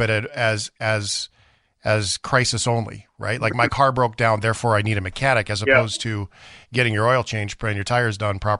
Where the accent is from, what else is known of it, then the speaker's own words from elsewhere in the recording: Canada; As a Canadian who is a hockey fan